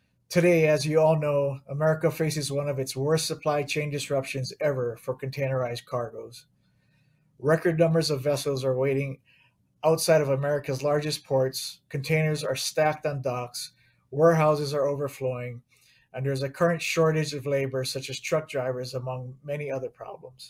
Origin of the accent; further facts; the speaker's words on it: Hawaii, United States; my home state of Hawaii